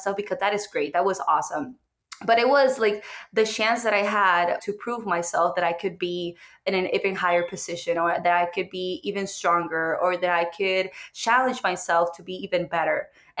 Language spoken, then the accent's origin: English; Puerto Rico; English is a second language; moved away as an adult; now in United States; I am from Puerto Rico